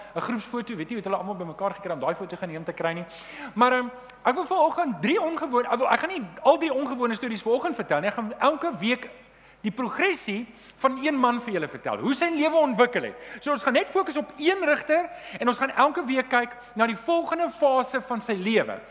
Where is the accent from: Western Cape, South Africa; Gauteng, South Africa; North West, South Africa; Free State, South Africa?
Gauteng, South Africa; Germiston; ek het in Leondale groot geword